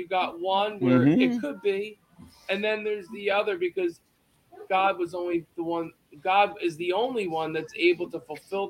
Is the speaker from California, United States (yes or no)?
no; Clementon, New Jersey, United States; I'm from Clementon here, right? Clementon, mm-hmm. New Jersey.